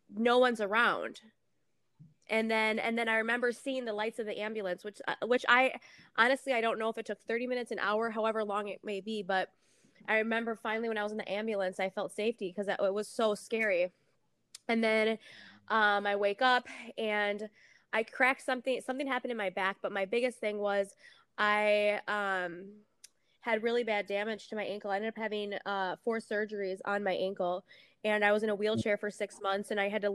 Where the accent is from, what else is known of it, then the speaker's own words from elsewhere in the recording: St. Paul, Minnesota, United States; I'm from Minnesota, from St. Paul, Minnesota